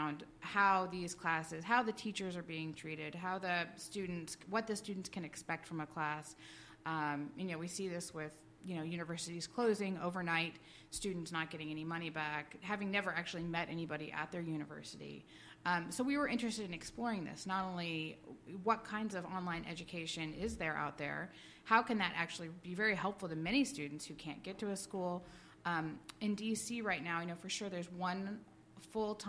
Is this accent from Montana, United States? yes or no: yes; Montana, United States; my childhood growing up in Montana.